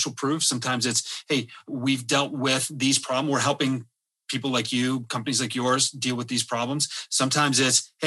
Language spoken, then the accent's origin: English; Michigan, United States; growing up in Michigan